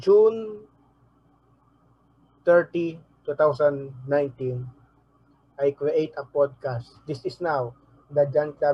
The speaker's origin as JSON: {"language": "English", "town": "Manila", "region": "Metro Manila", "country": "Philippines", "tie": "born or raised there", "also_born_or_lived": "Navotas / Malabon", "said": "I was born in Tondo Hospital in Manila, Philippines"}